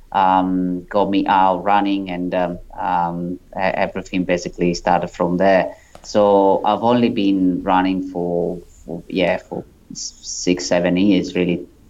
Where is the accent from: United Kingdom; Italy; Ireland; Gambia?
Italy; moved away as an adult; now in Sydney, Australia; as you can probably tell from my accent, I'm um, I'm not um, from Australia. I'm originally from Italy, and I moved to Australia in 2008